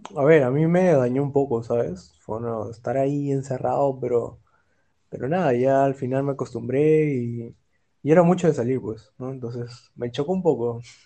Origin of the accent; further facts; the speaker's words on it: Peru; also born or lived in Germany; Yo de Perú